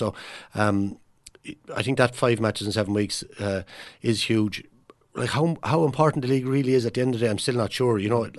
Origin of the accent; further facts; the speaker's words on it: Offaly, Ireland; not just because I'm from Offaly.